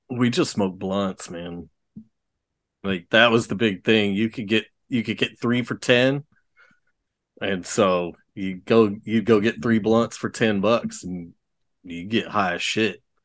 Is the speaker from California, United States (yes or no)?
no; Texas, United States; I grew up here in Texas